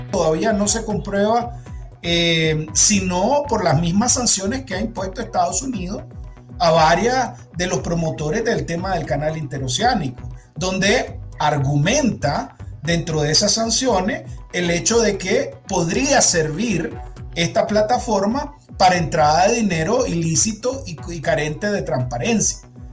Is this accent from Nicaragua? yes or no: yes; Nicaragua; vienen de nuestros impuestos como nicaragüenses